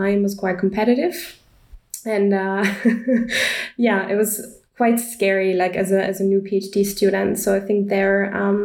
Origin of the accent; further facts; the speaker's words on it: Graz, Styria, Austria; moved away as an adult; now in Vienna, Austria; University of Graz. So that's a small town in the south of Austria, my hometown